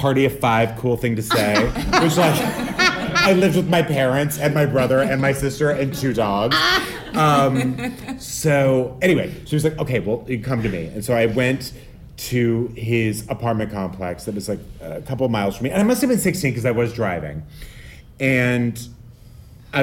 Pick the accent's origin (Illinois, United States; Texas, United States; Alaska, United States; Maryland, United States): Texas, United States; El Paso; In El Paso, Texas.